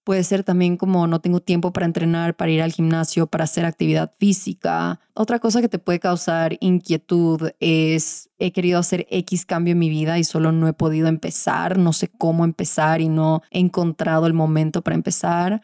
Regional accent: Venezuela; cuando era chiquita en Venezuela.

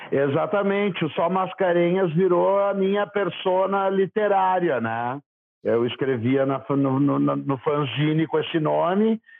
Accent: Porto Alegre, Rio Grande do Sul, Brazil; born there; eu nasci em Porto Alegre mesmo, mas não conta para ninguém.

